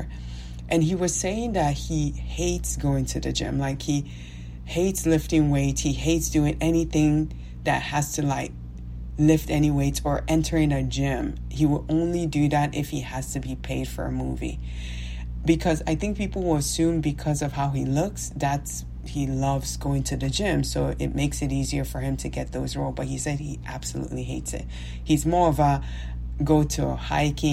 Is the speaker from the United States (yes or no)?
no; Nigeria; moved away; me being Nigerian, me having a different accent